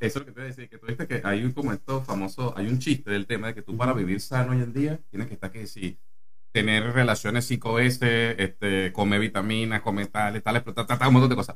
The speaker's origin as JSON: {"language": "Spanish", "town": "Maracaibo", "region": "Zulia", "country": "Venezuela", "moved": "yes", "lives_now": "Argentina", "said": "Yo soy de, yo nací en Maracaibo"}